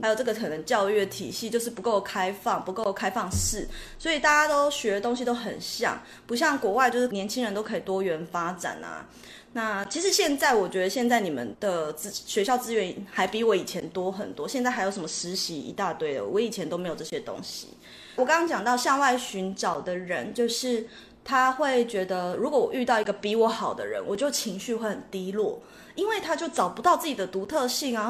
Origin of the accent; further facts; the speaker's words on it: Taiwan; 我们台湾人